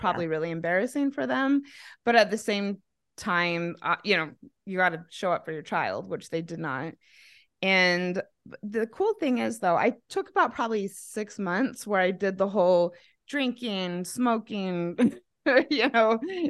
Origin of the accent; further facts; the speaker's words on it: Mesa, Arizona, United States; moved away as an adult; also born or lived in Manti/Spanish Fork, Utah / Australia / Idaho; now in Denver, United States; I was raised in Mesa, so that would make me a Mesa Mormon.